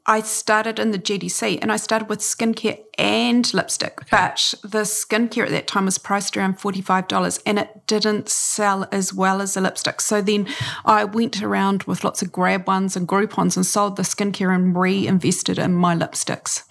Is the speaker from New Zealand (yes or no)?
yes; New Zealand; also born or lived in Takapuna Beach, Auckland; I'm a New Zealander